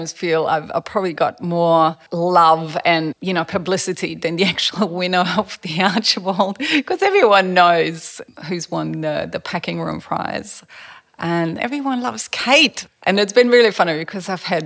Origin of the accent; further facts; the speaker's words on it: Berlin, Germany; also born or lived in Sweden; now in Australia; I grew up in East Berlin behind the Iron Curtain